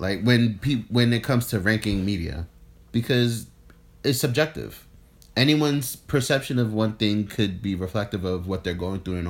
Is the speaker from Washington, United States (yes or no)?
no; New York City, New York, United States; also born or lived in Brooklyn, New York; And I'm from the Bronx.